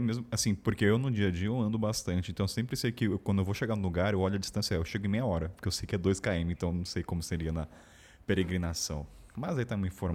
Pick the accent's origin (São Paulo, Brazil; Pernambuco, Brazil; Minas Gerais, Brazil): São Paulo, Brazil; Taubaté; sou de Taubaté